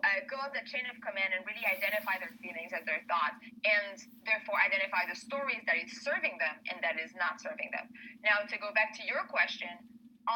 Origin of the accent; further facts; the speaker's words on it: Canada; now in Spain; I'm Canadian. I'm French-Canadian.